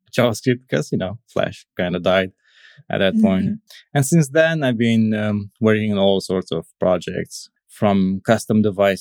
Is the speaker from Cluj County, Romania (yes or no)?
yes; Cluj-Napoca, Cluj County, Romania; I'm from Romania, from Transylvania, more specifically from the Cluj city.